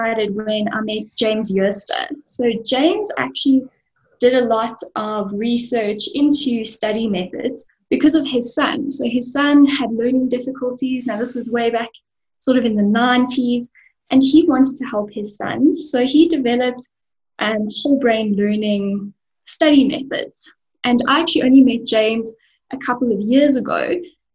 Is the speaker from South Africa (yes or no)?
yes; Benoni, Gauteng, South Africa; So I'm an East Rand baby. I was born in Benoni, and I still live and work in Benoni.